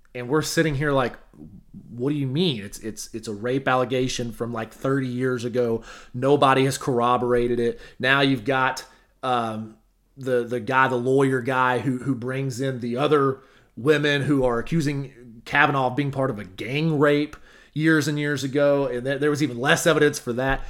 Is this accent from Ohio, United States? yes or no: no; Arkansas, United States; moved away; I drive back to my hometown